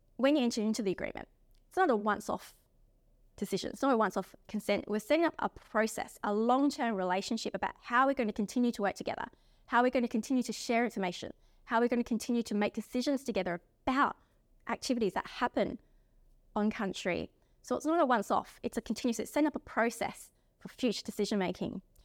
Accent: South Australia, Australia; now in Perth, Australia; I'm from South Australia as well. Um, I've been living here on the beautiful country of the Whadjuk people.

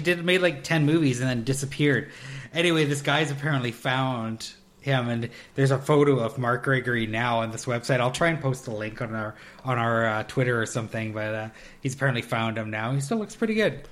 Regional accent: Canada; we're Canadian

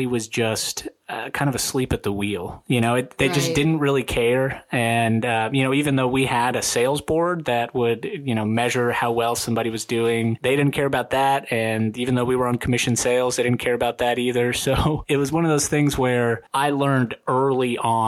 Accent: Atlanta, Georgia, United States; also born or lived in Rostov-on-Don, Russia / Washington State; grew up in Atlanta

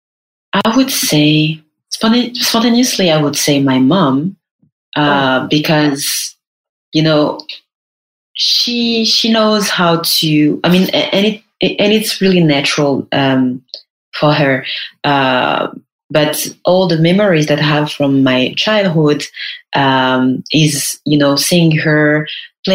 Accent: Paris, Île-de-France, France; was born and raised in Paris

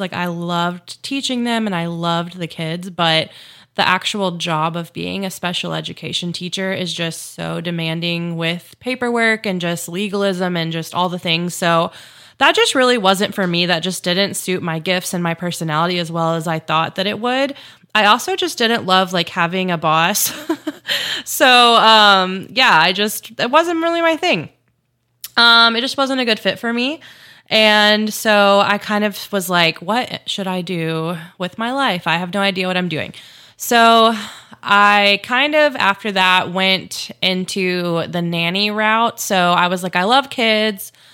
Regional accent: Chattanooga, Tennessee, United States; moved away as an adult; also born or lived in Memphis, Tennessee; I grew up in Chattanooga, Tennessee, so that's where I'm from

